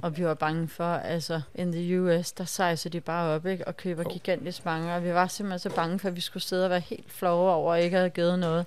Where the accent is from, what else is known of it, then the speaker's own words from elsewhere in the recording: Denmark; vi danskere